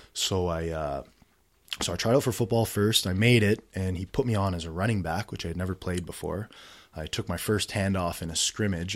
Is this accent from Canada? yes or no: yes; Ottawa, Ontario, Canada; I grew up here in Ottawa